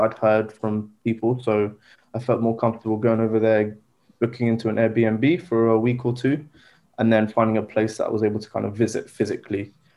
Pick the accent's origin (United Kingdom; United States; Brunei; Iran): United Kingdom; Southampton, South East England; also born or lived in Egypt / London; I was born and raised in the UK, um, in Southampton.